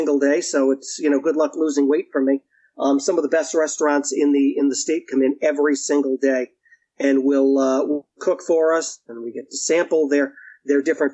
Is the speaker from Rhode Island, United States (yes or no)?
yes; Rhode Island, United States; I grew up here in Rhode Island all of my life.